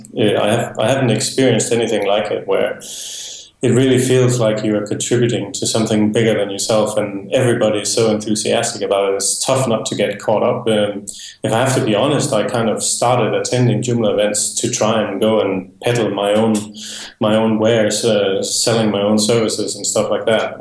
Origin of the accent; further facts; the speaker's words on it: Denmark; moved away as an adult; now in Spain; I am originally from Denmark, uh, but I have uh, been living in Spain for the past 10 years